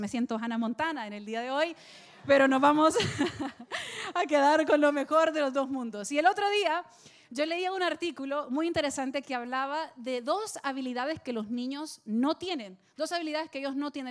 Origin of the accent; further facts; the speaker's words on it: El Salvador; now in Miami, United States; estaba en El Salvador, en mi país